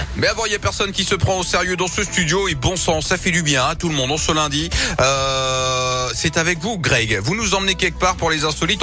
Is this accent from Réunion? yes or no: yes; Réunion; Je viens de l'île de la Réunion.